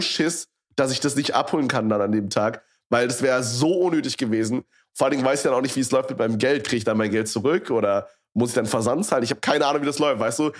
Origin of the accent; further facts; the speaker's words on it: Berlin area, Germany; ich hier schon mein komplettes Leben lebe quasi. Also ich meine, ich habe nicht schon immer in Berlin direkt drin gewohnt